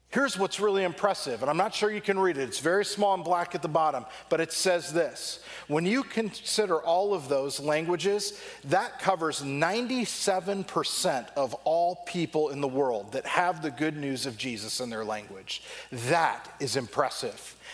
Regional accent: Southern California, United States; growing up in Southern California

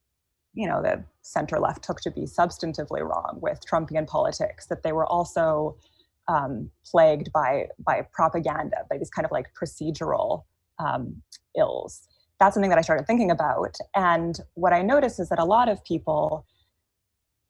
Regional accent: near Vancouver, British Columbia, Canada; moved away as an adult; now in Chicago, United States; So I am Canadian. I grew up near Vancouver, British Columbia.

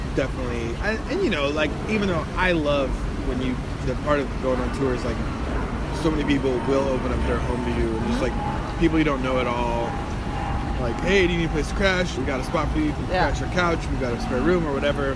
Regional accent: Santa Maria, California, United States; I'm from Santa Maria, California.

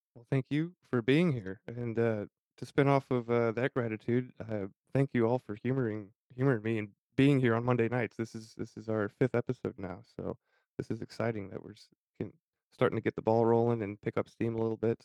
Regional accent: United States; growing up, I was born in St. Joseph County. I went to St. Joe High School.

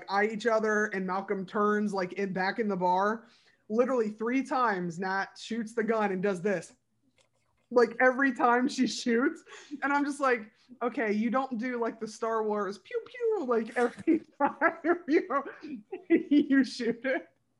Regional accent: United Kingdom; Are they like, I'm British, so I don't have a gun.

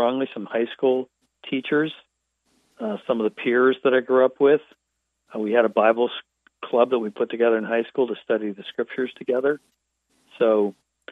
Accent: Western Pennsylvania, United States; moved away; also born or lived in Wilmington, North Carolina; I grew up in Western Pennsylvania, north of Pittsburgh, in a very rural area

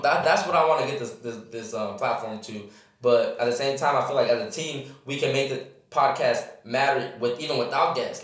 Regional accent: Riverside, California, United States; also born or lived in Fullerton / Victorville; I'm just raised in Riverside. Been here basically my whole life.

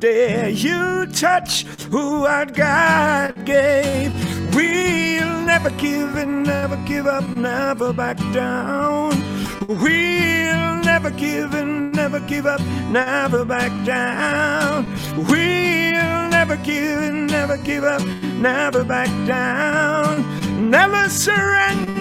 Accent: New York City, New York, United States; I come from New York City where cursing is a second language

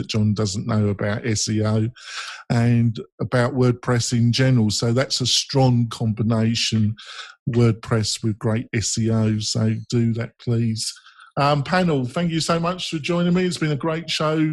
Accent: England, United Kingdom; I'm English

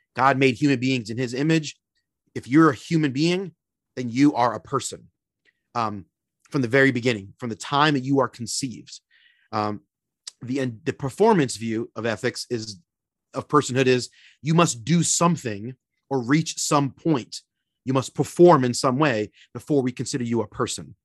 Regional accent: Philadelphia, Pennsylvania, United States; also born or lived in Florida; now in Minneapolis, United States; originally born and raised in Philly, P

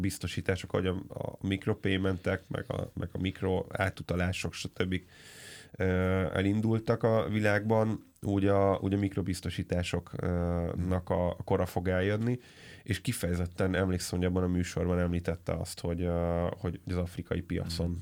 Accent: Hungary

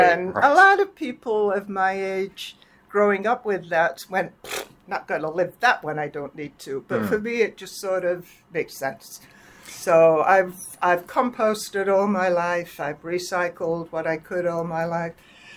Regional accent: England, United Kingdom; moved away as an adult; also born or lived in Canada; We came down from Canada. From England, 4 years in Canada, where my husband did a postdoc at McGill.

